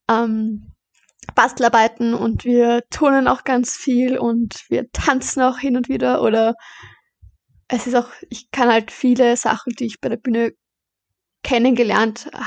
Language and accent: German; Baden, Lower Austria, Austria; also born or lived in Vorarlberg; genau, ich bin eigentlich in Vorarlberg geboren. Aber oh, mein Papa kommt aus Baden, also sind wir nach Baden gezogen.